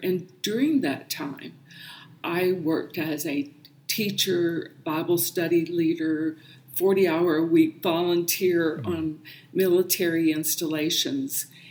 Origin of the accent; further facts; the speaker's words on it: South Carolina, United States; moved away; I grew up in South Carolina and attended a Pentecostal Holiness Church and grew up in the faith